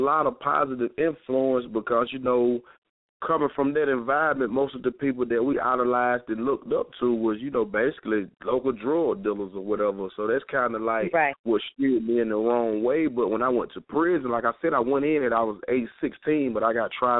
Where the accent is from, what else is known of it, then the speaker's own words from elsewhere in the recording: Carrollton, Georgia, United States; also born or lived in Nashville, Tennessee; I'm actually from a small town outside of Atlanta called Carrollton, Georgia, which is West Georgia. And, you know, I grew up, you know, at-risk youth